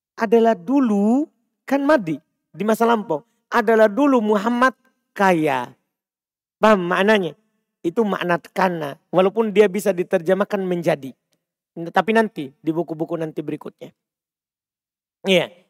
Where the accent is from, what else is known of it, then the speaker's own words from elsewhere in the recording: Bima, West Nusa Tenggara, Indonesia; saya orang Bima